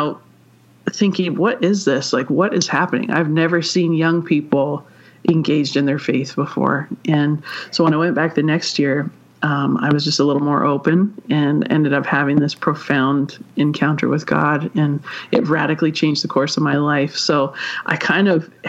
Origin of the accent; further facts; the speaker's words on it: Vancouver, British Columbia, Canada; I am from Vancouver, British Columbia, so I'm Canadian.